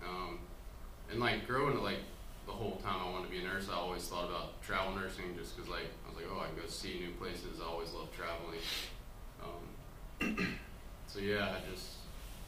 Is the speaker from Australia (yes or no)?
no; Birmingham, Alabama, United States; moved away as an adult; also born or lived in Los Angeles; I grew up in Alabama, Birmingham, Alabama.